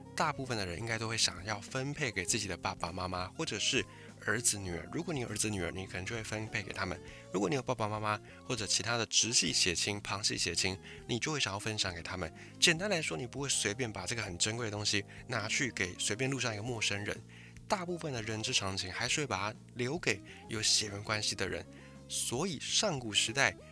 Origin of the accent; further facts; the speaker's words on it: Taiwan; 我是在一个算是蛮传统的闽南家庭